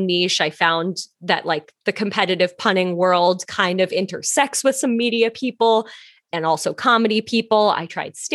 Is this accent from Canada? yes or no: yes; Canada; moved away as an adult; also born or lived in Toronto; now in New York, United States; I'm Canadian.